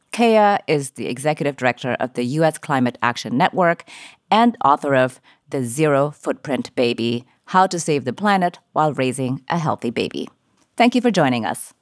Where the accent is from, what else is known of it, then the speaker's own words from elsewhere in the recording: Jakarta, Indonesia; my hometown is Jakarta